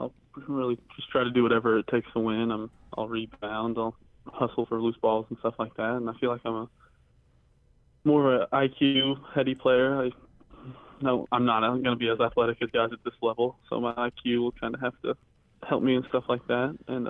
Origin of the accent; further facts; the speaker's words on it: Indiana, United States; I grew up in the Victor Oladipo, Cody Zeller, and Indiana years, and Robbie Hummel, Purdue years. So, I mean, it was high-level Big Ten basketball around here.